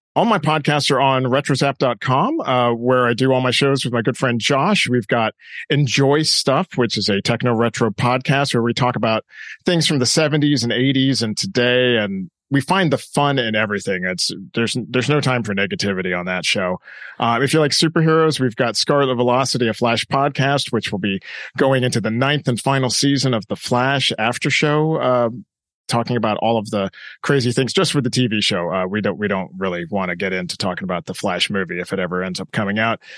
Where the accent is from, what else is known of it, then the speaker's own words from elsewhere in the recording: Southern California, United States; I grew up in Southern California